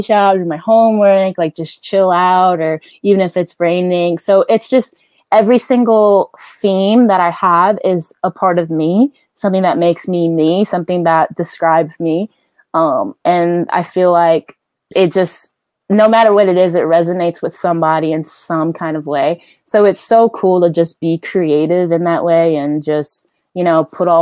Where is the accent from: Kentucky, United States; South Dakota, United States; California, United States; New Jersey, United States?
New Jersey, United States; growing up in Jersey